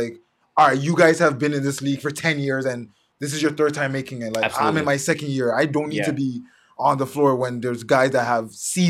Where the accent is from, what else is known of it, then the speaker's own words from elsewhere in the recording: Canada; because I'm Canadian.